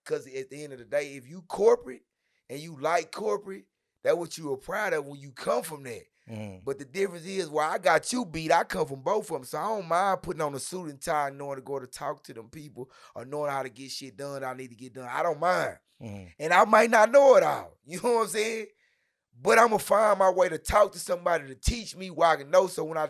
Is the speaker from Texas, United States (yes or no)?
yes; Dallas, Texas, United States; North Ellis, Hamilton Park, fresh off the island.